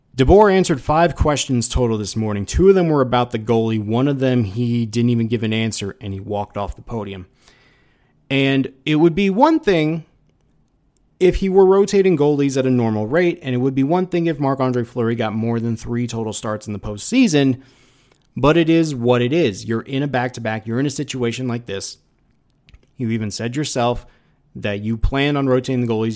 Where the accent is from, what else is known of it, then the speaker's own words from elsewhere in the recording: Las Vegas, Nevada, United States; the team that is from my hometown